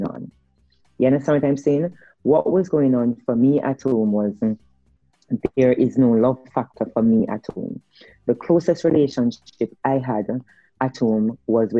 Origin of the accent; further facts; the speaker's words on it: Spanish Town, Saint Catherine, Jamaica; also born or lived in Kingston; I'm from Spanish Town, so I was born and bred in Spanish Town.